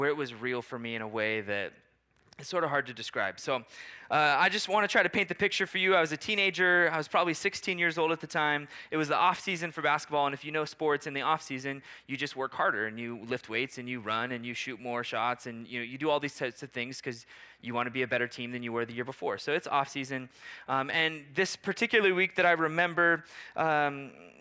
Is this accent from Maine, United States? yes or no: no; Portland, Oregon, United States; now in Maui, United States; I grew up outside of Portland, Oregon